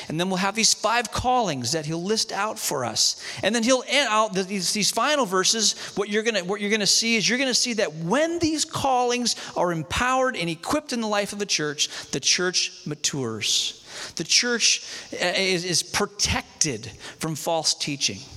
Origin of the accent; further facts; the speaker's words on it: Malaysia; I grew up in Malaysia um, in the jungles of Malaysia, Novocaine didn't make it there.